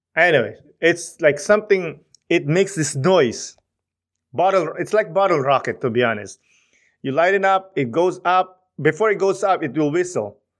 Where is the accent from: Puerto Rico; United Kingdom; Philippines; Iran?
Philippines; moved away; Growing up in the Philippines, you know, seeing your cousins, seeing your aunts and uncles